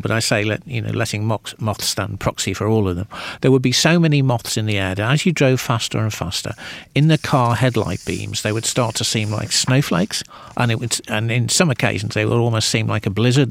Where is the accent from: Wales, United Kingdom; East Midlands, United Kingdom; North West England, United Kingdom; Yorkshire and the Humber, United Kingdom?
North West England, United Kingdom; Birkenhead; I grew up in the northwest of England